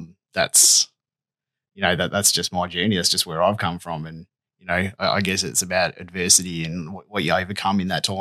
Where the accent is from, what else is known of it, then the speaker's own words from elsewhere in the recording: northwest coast of Tasmania, Australia; Lived in the northwest coast the last 30-something years. So since I was a young bloke, so I grew up here.